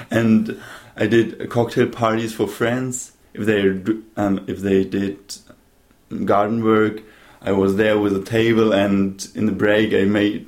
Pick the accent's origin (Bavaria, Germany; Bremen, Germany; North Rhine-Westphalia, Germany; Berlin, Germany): Bavaria, Germany; Munich; also born or lived in Baden-Baden / Stuttgart / Vienna; now in Venice, Italy; So, I was born in Baden-Baden in Germany. There, I lived for 2 years, 3 years. Then I moved to Stuttgart. Then I moved to Munich. In Munich, I went to the school. Then I moved to Vienna.